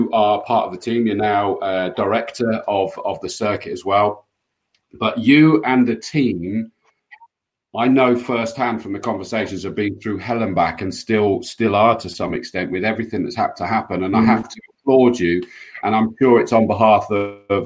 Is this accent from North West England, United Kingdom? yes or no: no; Yate, South West England, United Kingdom; I grew up in Yate, just down the road